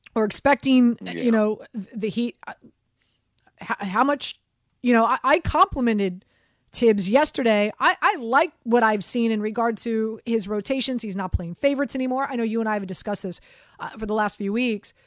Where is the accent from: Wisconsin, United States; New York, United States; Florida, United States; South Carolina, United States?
Florida, United States; Miami; moved away; born and raised in Miami, grew up in Miami